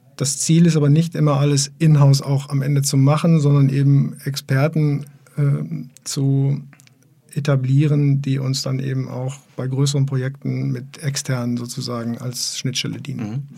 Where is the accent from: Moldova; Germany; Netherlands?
Germany; Essen, North Rhine-Westphalia; now in Bielefeld, Germany; ich bin ja tatsächlich auch kein gebürtiger Bielefelder, sondern ich komme ja aus Essen. Ich bin ja aus dem Ruhrpott